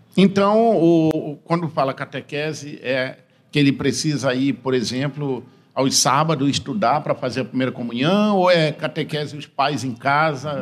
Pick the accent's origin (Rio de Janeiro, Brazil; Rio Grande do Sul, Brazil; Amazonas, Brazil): Amazonas, Brazil; Tefé; eu cresci, eu sou de Tefé no interior